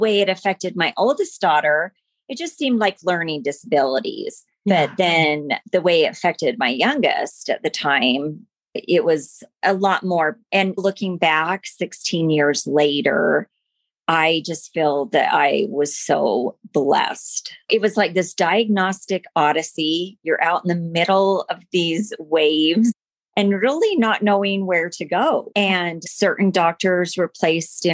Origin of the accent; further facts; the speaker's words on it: American Fork, Utah, United States; I grew up in American Fork, Utah